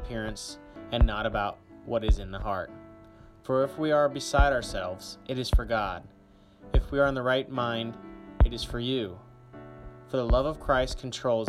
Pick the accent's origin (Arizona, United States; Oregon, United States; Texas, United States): Texas, United States; Grapevine; I am a senior from Grapevine, Texas